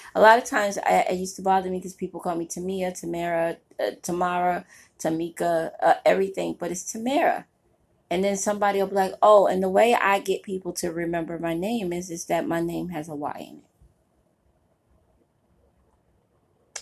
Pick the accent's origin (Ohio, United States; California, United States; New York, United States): New York, United States; New York City; I grew up in Brooklyn, New York